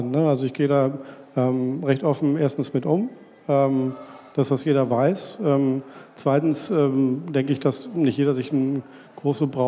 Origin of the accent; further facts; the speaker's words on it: Springe, Lower Saxony, Germany; Sven kommt aus äh, Basinghausen, ich komme aus Springer. Ähm, der Deister liegt in der Mitte